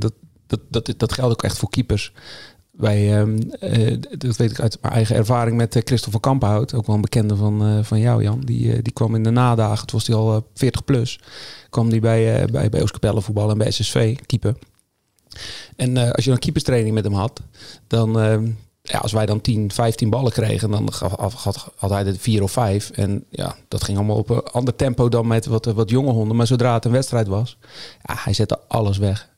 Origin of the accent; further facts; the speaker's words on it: Zeeland, Netherlands; Ik was niet de enige uit Zeeland